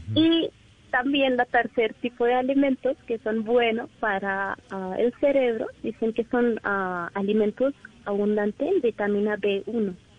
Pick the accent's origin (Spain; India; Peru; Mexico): India; Spanish is a second language; moved away as an adult; now in Colombia; yo soy de India